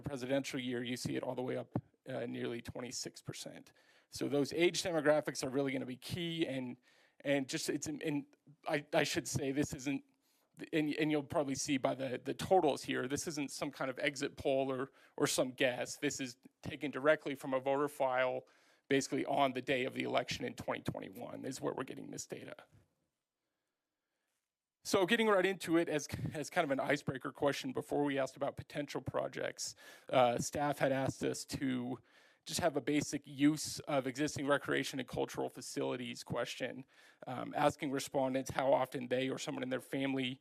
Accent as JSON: {"language": "English", "town": "Longmont", "region": "Colorado", "country": "United States", "tie": "born or raised there", "said": "I grew up in Longmont, graduated from Longmont High in 2005"}